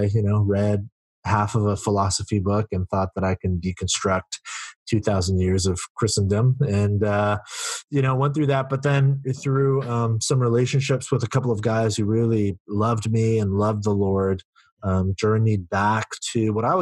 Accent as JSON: {"language": "English", "area": "Silicon Valley", "region": "California", "country": "United States", "tie": "born or raised there", "said": "I grew up in the Silicon Valley where I still live and serve."}